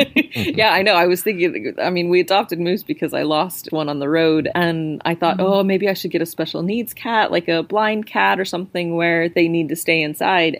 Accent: New Mexico, United States; now in United Kingdom; I live in the UK, so I grew up in New Mexico

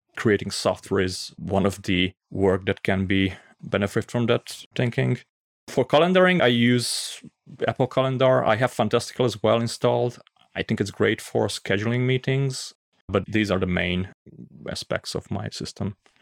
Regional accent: Pécs, Baranya, Hungary; I'm from Hungary

